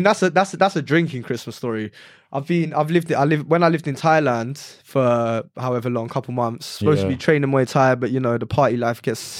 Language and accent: English; London, United Kingdom; we're from London